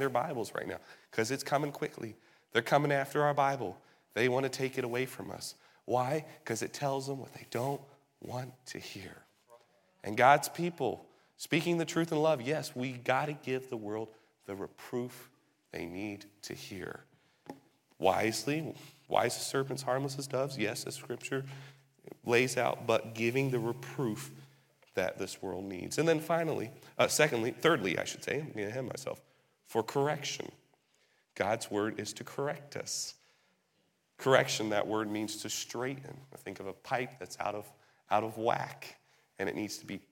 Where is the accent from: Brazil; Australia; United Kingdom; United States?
United Kingdom; England; moved away; Growing up in England